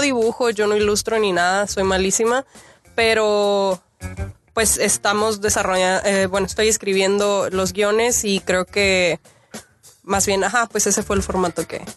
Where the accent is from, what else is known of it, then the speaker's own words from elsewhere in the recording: Mexicali, Baja California, Mexico; Yo soy de Mexicali